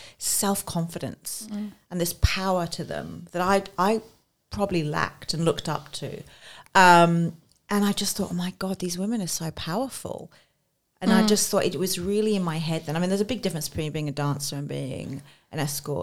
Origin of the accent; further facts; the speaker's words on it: London, United Kingdom; moved away as an adult; now in Australia; So I grew up in London and I studied journalism